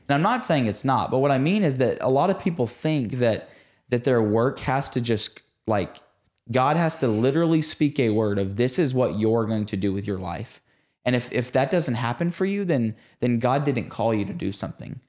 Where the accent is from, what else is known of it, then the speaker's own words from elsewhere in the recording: Red Oak, Texas, United States; also born or lived in Sachse / Rockwall area, Texas; at the age of like six or seven, We moved from Saxony to Red Oak, Texas, or really Rocket, Texas, which again is like forty-five minutes southeast of Dallas.